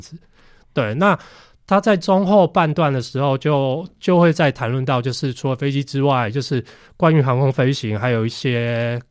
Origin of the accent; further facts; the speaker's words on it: Taiwan; 跟那个我们台湾人常常就是每年夏天都会碰到的台风